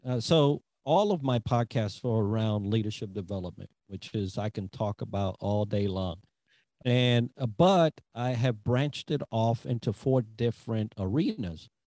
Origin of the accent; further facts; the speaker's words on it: Hawaii, United States; That's just me being chill and going back to a place that I love, that I grew up as a young adult. I grew up on Oahu.